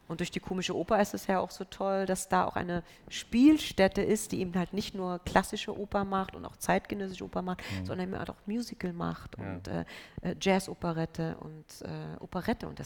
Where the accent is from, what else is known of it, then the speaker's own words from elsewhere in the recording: Berlin, Germany; Ich bin Berlinerin, also es sprang mich einfach auch